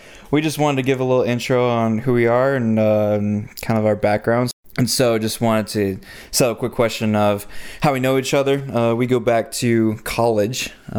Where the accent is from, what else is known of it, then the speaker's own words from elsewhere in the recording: Colorado, United States; also born or lived in Georgia / Alaska; So I grew up in Colorado, got 6 younger siblings, 2 parents who are very passionate about people learning about who Jesus is. So we've spent time sharing the word in Colorado and Georgia, especially in Alaska.